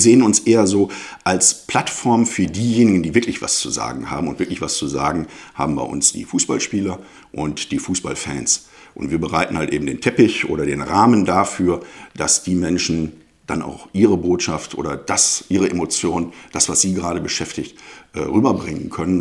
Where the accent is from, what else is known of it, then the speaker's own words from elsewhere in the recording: Duisburg, North Rhine-Westphalia, Germany; also born or lived in Münster; ich bin gebürtiger Duisburger, genauer gesagt im Krankenhaus in Hochfeld. Aufgewachsen bin ich in Duisburg-Düssern